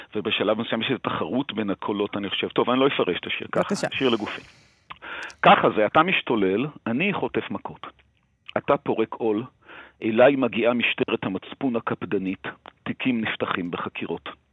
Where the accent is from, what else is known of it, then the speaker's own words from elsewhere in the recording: Jerusalem, Jerusalem District, Israel; בתור מי שגדל בירושלים